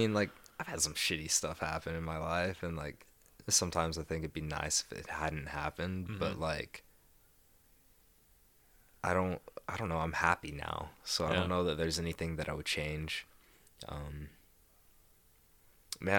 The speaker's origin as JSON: {"language": "English", "region": "Texas", "country": "United States", "tie": "born or raised there", "said": "I grew up in Texas. They didn't tell me."}